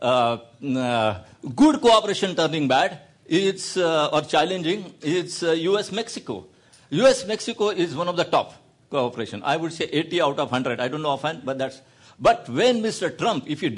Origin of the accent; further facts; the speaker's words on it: India; I'm an Indian